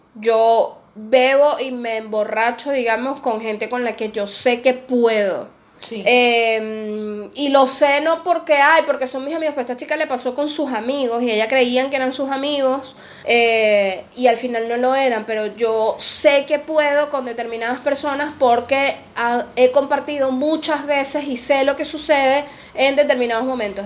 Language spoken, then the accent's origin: Spanish; Venezuela; moved away as an adult; also born or lived in Peru; now in Argentina; es mi país